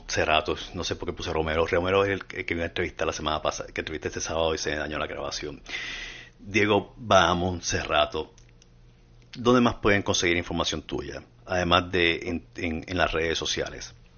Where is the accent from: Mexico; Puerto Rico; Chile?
Puerto Rico; now in United States; yo debía haber nacido en Latinoamérica, pero por causas extranjeras me mandaron a hacer en Puerto Rico